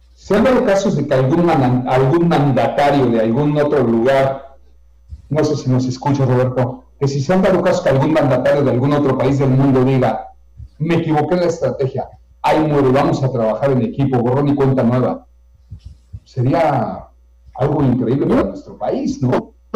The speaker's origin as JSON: {"language": "Spanish", "country": "Mexico", "said": "somos mexicanos"}